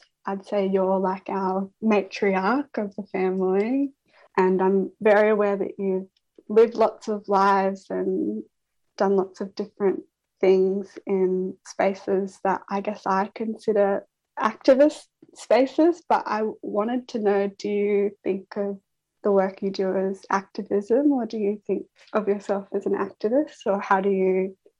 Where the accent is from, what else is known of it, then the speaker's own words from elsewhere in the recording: Horsham, Victoria, Australia; now in Melbourne, Australia; I live in Melbourne, but I'm from Horsham in Western Victoria, Wotjobaluk country.